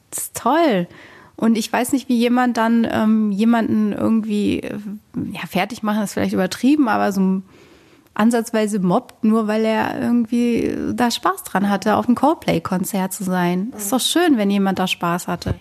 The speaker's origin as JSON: {"language": "German", "region": "Rhineland", "country": "Germany", "moved": "yes", "lives_now": "Bochum, Germany", "said": "ich komme eigentlich auch aus dem Rheinland"}